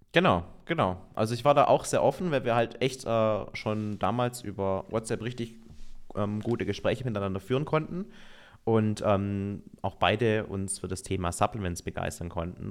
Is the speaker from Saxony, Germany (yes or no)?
no; Baden-Württemberg, Germany; now in Allgäu, Germany; ich komme aus Baden-Württemberg, da gibt es eigentlich kein Weihnachten ohne Spätzle.